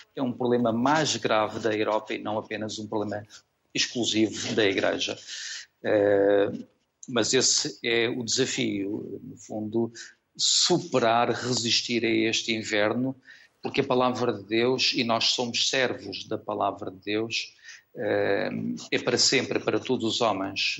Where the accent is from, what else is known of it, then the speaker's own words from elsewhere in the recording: Funchal, Madeira, Portugal; moved away as an adult; also born or lived in Porto / Lisbon; no Funchal, porque sou natural da Madeira